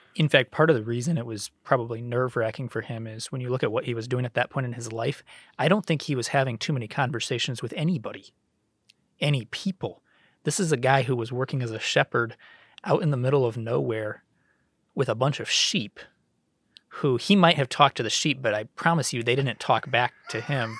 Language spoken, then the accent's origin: English; Cleveland, Ohio, United States; growing up in Cleveland in the nineties